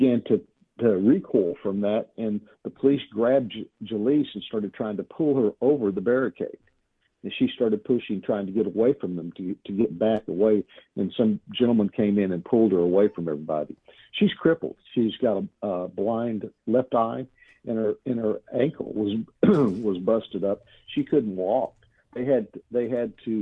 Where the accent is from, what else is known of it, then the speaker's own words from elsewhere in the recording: Texas, United States; I'm from Texas.